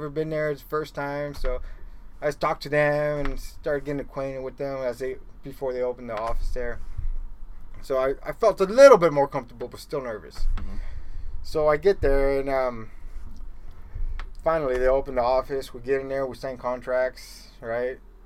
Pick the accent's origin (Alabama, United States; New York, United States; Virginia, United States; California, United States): California, United States; Stockton; also born or lived in Los Angeles, California; it was a little office in my hometown, Stockton, California.